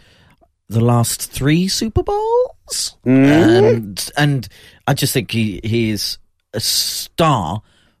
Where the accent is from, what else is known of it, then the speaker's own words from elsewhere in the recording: United Kingdom; we're British